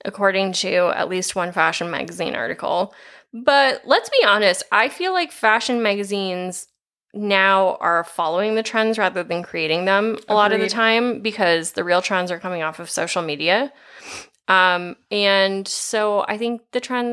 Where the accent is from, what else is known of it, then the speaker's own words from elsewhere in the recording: Iowa, United States; I am from Iowa